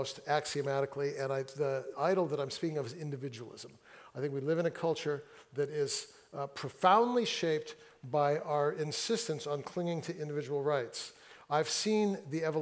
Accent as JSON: {"language": "English", "town": "Fresno", "region": "California", "country": "United States", "tie": "born or raised there", "moved": "yes", "lives_now": "Seattle, United States", "said": "I grew up in Fresno, where like 105, 110"}